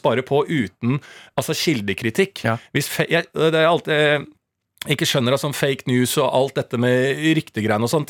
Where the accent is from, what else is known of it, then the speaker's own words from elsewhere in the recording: Bærum, Akershus, Norway; Bo hjemme mm. i, på Bærums Verk i blokka